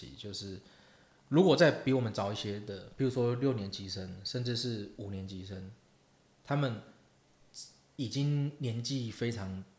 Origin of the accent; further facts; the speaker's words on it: Taiwan; 不可讳言的，当时身为台湾人，就算家里的 FC 上面都是四百合一那种盗版卡带